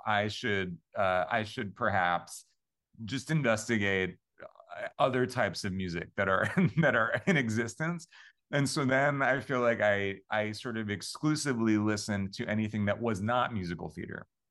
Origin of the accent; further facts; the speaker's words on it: Long Island, New York, United States; I'm from Long Island, New York